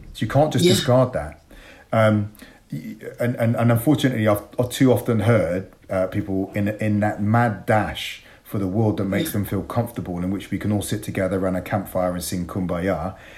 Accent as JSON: {"language": "English", "town": "Bristol", "region": "South West England", "country": "United Kingdom", "tie": "born or raised there", "said": "It was tough. I didn't enjoy my childhood."}